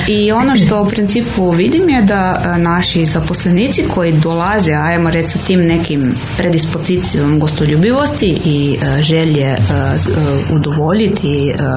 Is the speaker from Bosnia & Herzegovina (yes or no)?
no; Slovenia; now in Croatia; ja sam Slovenka